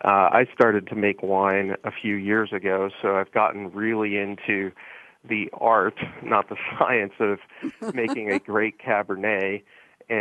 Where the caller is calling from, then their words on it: Philadelphia, Pennsylvania, United States; Yeah, Bonnie, I'm actually in Philadelphia today.